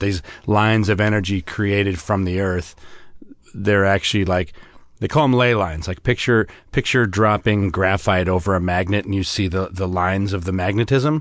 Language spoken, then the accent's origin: English; United States; being an American